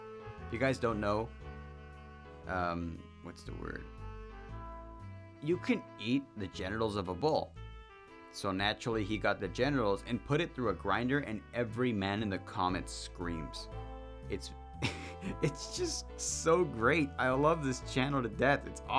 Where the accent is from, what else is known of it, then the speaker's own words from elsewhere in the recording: West Coast, United States; I'm from the West Coast.